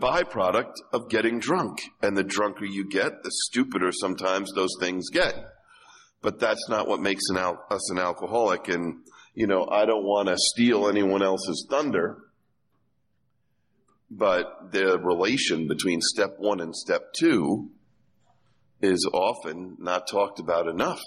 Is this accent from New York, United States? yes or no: yes; New York, United States; I'm a kid from Irish Catholic New York who went to public school